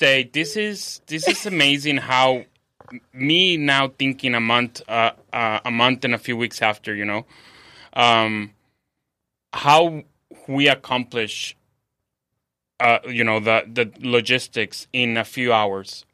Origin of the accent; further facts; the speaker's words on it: Mexico; now in San Diego, United States; I'm from, I live in San Diego. I'm from Mexico